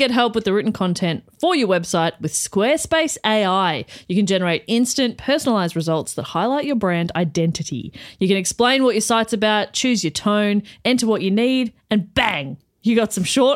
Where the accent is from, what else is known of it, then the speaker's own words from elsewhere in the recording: England, United Kingdom; I'm English